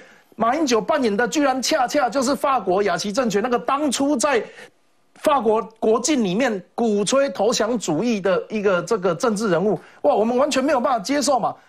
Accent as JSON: {"language": "Chinese", "country": "Taiwan", "said": "我们觉得我们是台湾人啊，"}